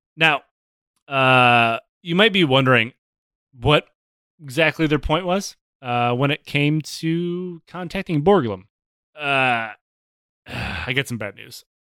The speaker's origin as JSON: {"language": "English", "region": "Michigan", "country": "United States"}